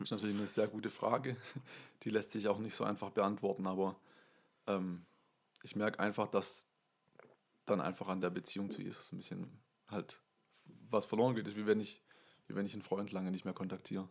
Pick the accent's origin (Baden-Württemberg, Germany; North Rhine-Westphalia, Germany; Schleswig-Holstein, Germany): Baden-Württemberg, Germany; Waldenbuch; now in Kuppingen, Germany; ich bin in Waldenbuch aufgewachsen